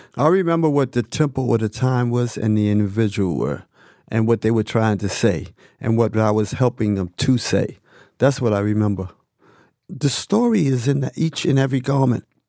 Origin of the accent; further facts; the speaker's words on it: New York City, New York, United States; me growing up in Harlem